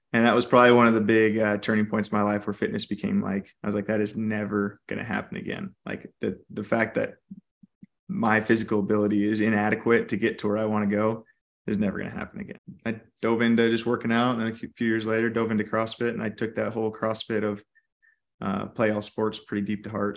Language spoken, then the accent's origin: English; California, United States; now in Idaho, United States; I actually grew up in California